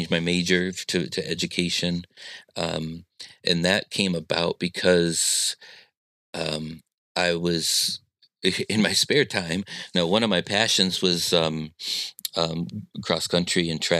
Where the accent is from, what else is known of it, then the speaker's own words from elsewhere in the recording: Midwest, United States; I'm a Midwesterner